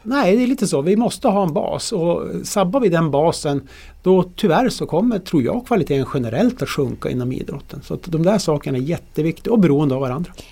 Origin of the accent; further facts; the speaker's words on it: Norrland, Sweden; som norrlänning